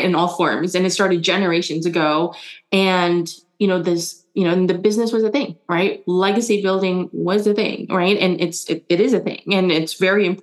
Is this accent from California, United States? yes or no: yes; San Francisco, California, United States; first language German; English is a second language; also born or lived in Germany / Indonesia; when I moved here to the US, San Francisco, I was 6 and I didn't know any English